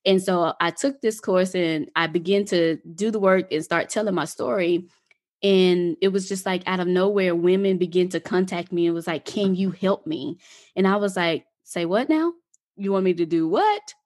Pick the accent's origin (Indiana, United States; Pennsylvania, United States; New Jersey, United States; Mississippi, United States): Mississippi, United States; moved away; also born or lived in Atlanta; I'm originally from Mississippi, and living in Mississippi was it was an experience.